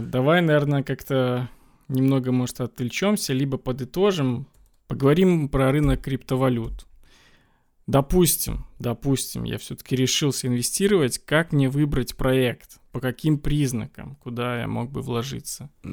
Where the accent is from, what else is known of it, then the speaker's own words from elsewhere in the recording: Belarus; я сам из Беларуси